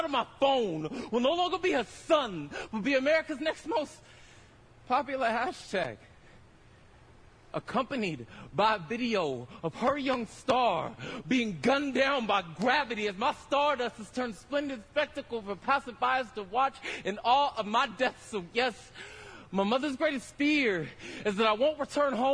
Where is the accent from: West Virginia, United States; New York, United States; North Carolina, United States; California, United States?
California, United States; Stockton; I'm from Southside Stockton.